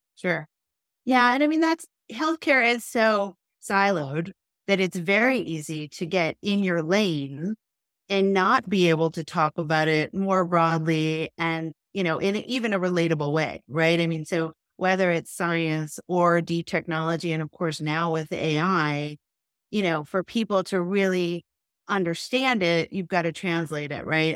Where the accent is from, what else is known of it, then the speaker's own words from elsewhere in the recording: New York, United States; we grew up in New York and we went to Spence